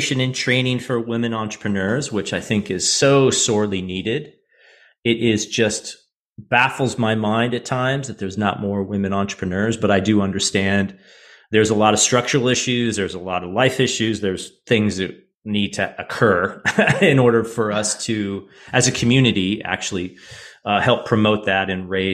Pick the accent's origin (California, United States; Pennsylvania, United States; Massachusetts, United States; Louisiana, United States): California, United States; Silicon Valley; I grew up in Silicon Valley